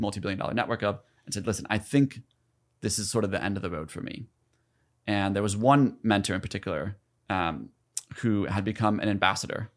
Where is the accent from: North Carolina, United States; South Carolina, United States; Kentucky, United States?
South Carolina, United States; moved away as an adult; also born or lived in Ithaca, New York; I grew up in South Carolina, like, in poverty